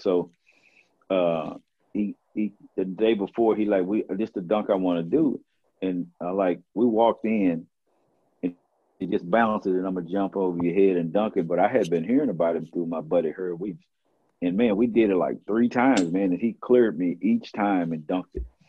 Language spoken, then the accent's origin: English; Dallas, Texas, United States; my hometown i grew up here